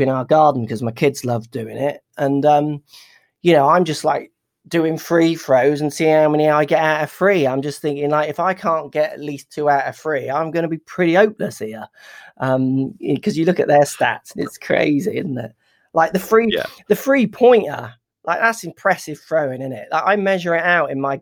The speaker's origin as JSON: {"language": "English", "country": "United Kingdom", "said": "UK guy"}